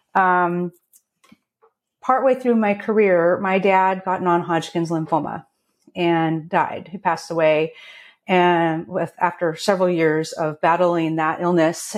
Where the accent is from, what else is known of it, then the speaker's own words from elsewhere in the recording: Portland, Oregon, United States; now in Snoqualmie Valley, United States; I grew up outside of Portland, Oregon.